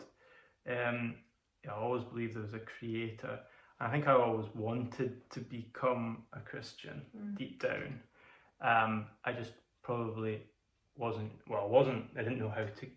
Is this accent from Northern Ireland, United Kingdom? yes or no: no; Peterhead, Scotland, United Kingdom; also born or lived in Zambia / Glasgow; I was born in Scotland, spent a little time in Zambia, as my dad was a minister, a missionary there, in a church, and then moved to Peterhead when I was 10, after being in Glasgow for a little bit as well